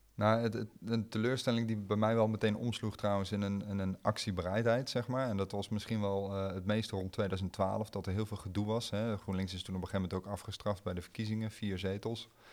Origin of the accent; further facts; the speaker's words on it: Arnhem, Gelderland, Netherlands; ik kom uit Arnhem-Zuid